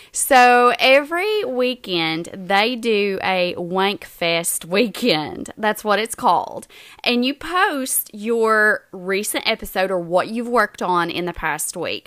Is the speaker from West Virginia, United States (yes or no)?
yes; Southern West Virginia, United States; we're from Southern West Virginia